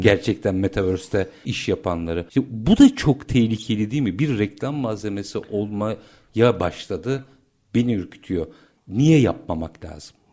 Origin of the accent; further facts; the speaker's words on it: Turkey; biz Türk'üz